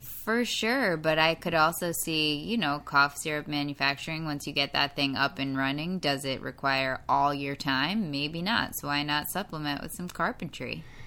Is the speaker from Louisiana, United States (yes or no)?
no; New York, United States; I'm from New York